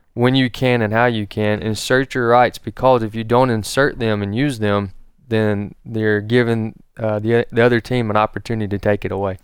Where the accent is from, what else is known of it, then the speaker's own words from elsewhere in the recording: United States; even being an American